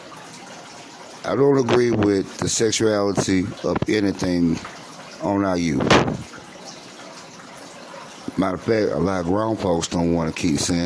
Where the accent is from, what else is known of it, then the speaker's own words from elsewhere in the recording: United States; I'm African American